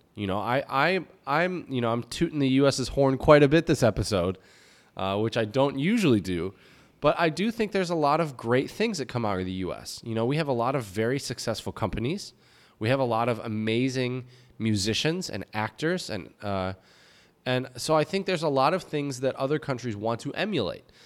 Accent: United States; moved away as an adult; also born or lived in Czech Republic; now in Jinan, China; I'm American

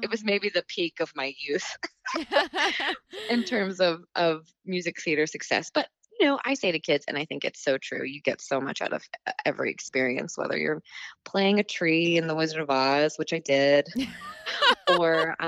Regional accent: Brentwood, Tennessee, United States; I grew up in Brentwood, Tennessee

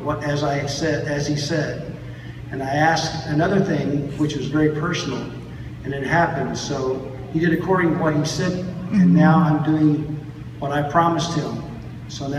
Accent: Iran; moved away as an adult; I'm from Iran, and I have been here 17 months almost.

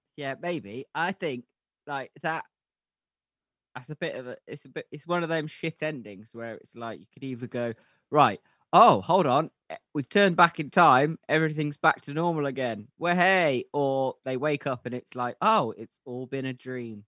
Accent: United Kingdom; we're British

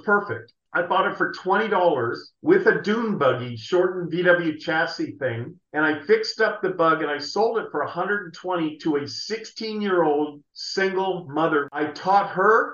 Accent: San Jose, California, United States; I was born and raised in San Jose

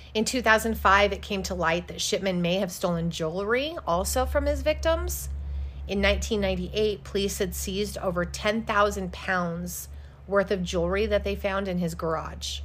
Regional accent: Casper, Wyoming, United States; I grew up in Casper, Wyoming

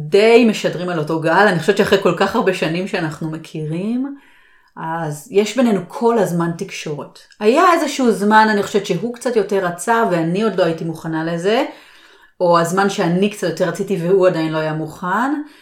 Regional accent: Israel; נכון שלי יש את השפה, ואני גדלתי שם, אבל עדיין, אני השתניתי, בעלי השתנה, ישראל השתנתה.

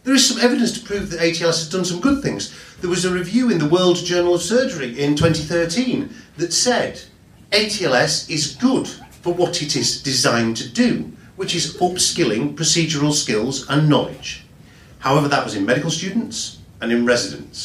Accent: Yorkshire and the Humber, United Kingdom; I'm from Yorkshire. I only work here

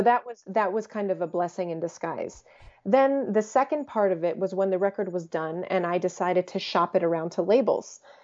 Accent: United States; first language English; I was born in the States, uh, first generation American, but my parents are both Croatian.

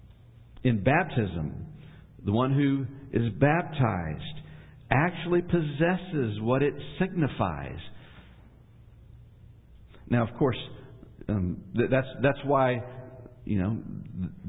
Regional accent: Ashland, Kentucky, United States; I was born in Ashland, Kentucky

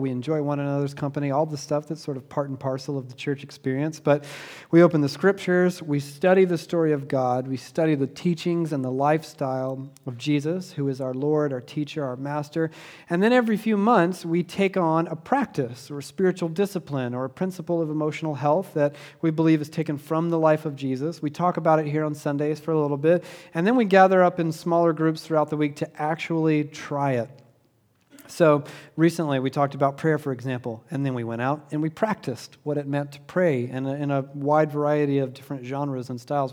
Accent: Southeast Georgia, United States; when I was a kid growing up in Southeast Georgia

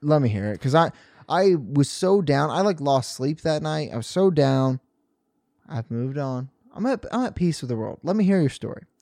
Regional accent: Rockport, Missouri, United States; moved away as an adult; now in Columbia, United States; I was driving home from Columbia to Rockport

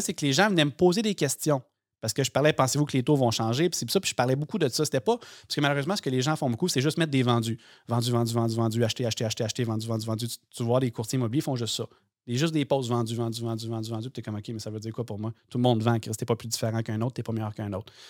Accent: Sorel-Tracy, Quebec, Canada; moved away; je viens de Sorel-Tracy

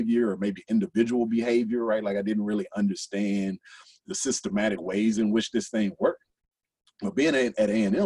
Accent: Texas, United States; now in Louisville, United States; I'm from Texas

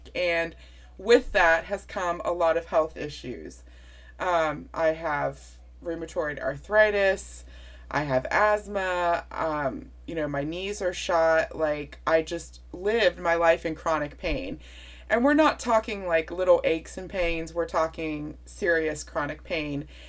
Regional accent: West Virginia, United States; I'm from West Virginia

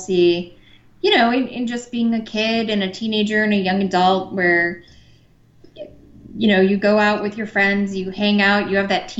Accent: Cleveland, Ohio, United States; moved away as an adult; now in Los Angeles, United States; I'm from Cleveland, and I had my same cardiologist for 30 years

